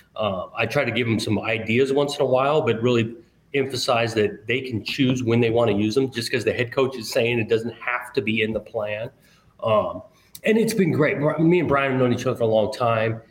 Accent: Southern California, United States; moved away as an adult; also born or lived in Pacific Northwest; now in Oregon, United States; growing up in Southern California

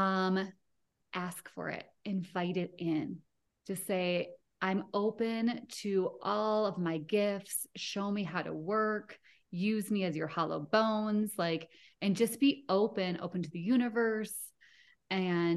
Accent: Rochester, Minnesota, United States; also born or lived in Denver, Colorado; now in Littleton, United States; I grew up in Rochester, Minnesota

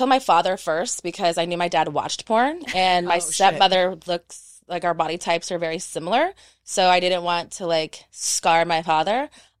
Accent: Texas, United States; also born or lived in Panama; now in Los Angeles, United States; So I'm a military brat. I was born in Panama and then I've been in Texas from 3 to 21. And then when I turned 21, I went

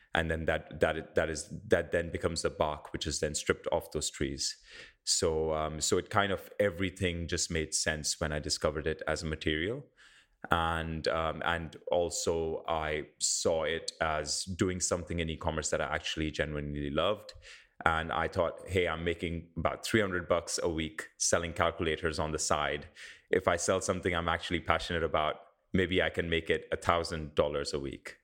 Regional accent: India; now in New Zealand; I grew up in India

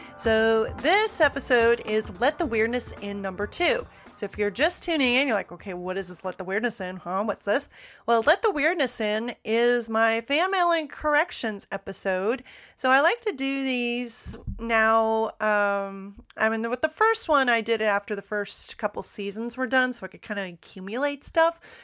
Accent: United States; me being an American, obviously you can tell from the way I talk, I'm an American

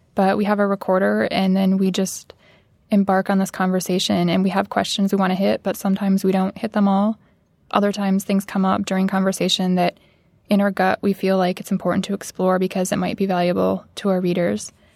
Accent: Midwest, United States; growing up in the Midwest, I didn't have a lot of family or friends who I could look up to who worked creative type jobs

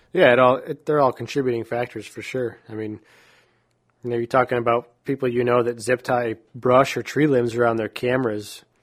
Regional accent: New York, United States; moved away as an adult; also born or lived in Texas; growing up in New York

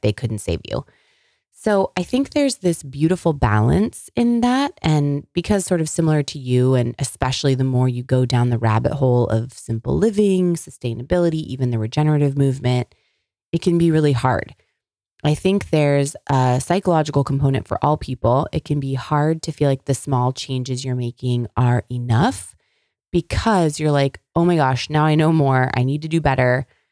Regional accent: California, United States; moved away; I grew up in California

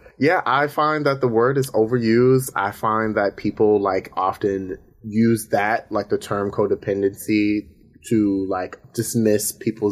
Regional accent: Baltimore, Maryland, United States; now in Brooklyn, United States; But I am originally from Baltimore. I'm stationed in Brooklyn.

